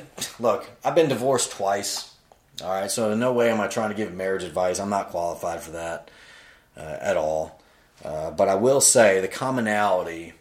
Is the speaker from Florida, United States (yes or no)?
yes; Florida, United States; moved away as an adult; also born or lived in Virginia / Greenville, South Carolina; I'm from Florida